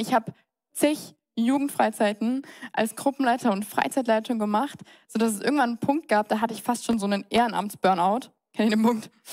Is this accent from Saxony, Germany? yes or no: no; Mannheim, Baden-Württemberg, Germany; moved away as an adult; now in Munich, Germany; Ich bin geboren, Heinrich Lanz Krankenhaus, das wurde leider abgerissen. Ähm, Zimmer Nummer 12, da bin ich, da bin ich her, ähm, im tiefsten Neckarau. Ich bin in Neckarau zur Schule gegangen, zur Grundschule, zum Gymnasium